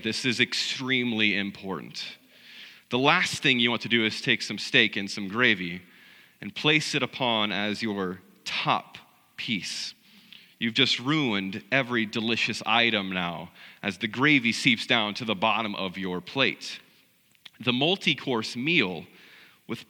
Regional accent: South Central Missouri, United States; I grew up in South Central Missouri in a small rural country church

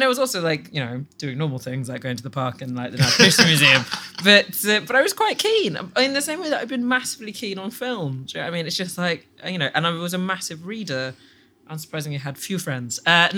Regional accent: Sudan; also born or lived in England; now in United Kingdom; I'm from Sudan.

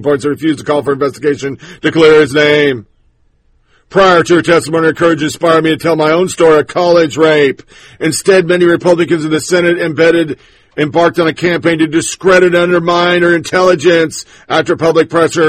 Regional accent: Tennessee, United States; My home state, Clarksville, Tennessee

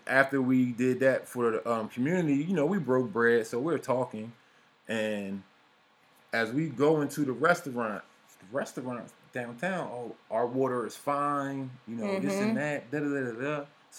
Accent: Philadelphia, Pennsylvania, United States; I heard it before back home in Philly growing up.

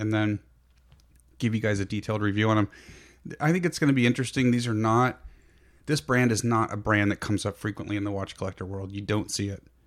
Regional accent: San Francisco Peninsula, Bay Area, California, United States; now in Sacramento foothills, United States; Both P G and I grew up on the peninsula between San Jose and San Francisco

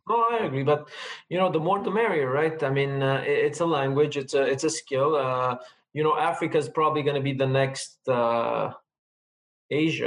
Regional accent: Lebanon; first language Armenian; English is a second language; now in Quebec, Canada; I was born in lebanon to an armenian family so basically the first language i was taught was armenian

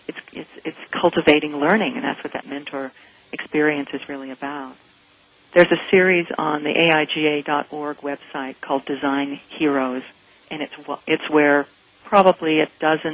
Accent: Salt Lake City, Utah, United States; moved away; also born or lived in Denver / Pasadena; I grew up in Salt Lake City, Utah, and in a little bit sheltered community

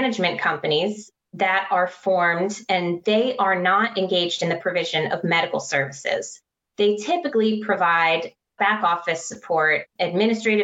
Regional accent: Maryland, United States; Maryland, which is my home state

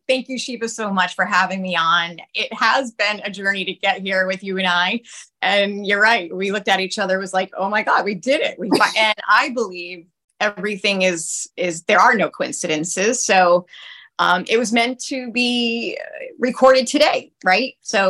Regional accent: Rhode Island, United States; now in Tampa Bay, United States; Oh, I'm from Rhode Island, but it's too long.

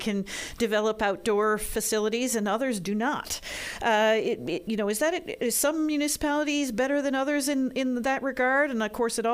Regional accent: Montreal, Quebec, Canada; moved away; I grew up in Montreal

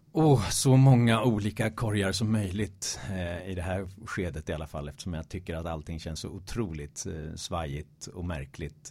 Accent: Stockholm, Stockholm County, Sweden; also born or lived in Malmö; geografiskt kommer jag från Stockholm, eh, från Hässelby väster om, om stan. Alltid eh, ja, 30 minuter med tunnelbana från innerstan. Så att jag har alltid gått och drömt om det urbana livet sådär under de första 20 levnadsåren

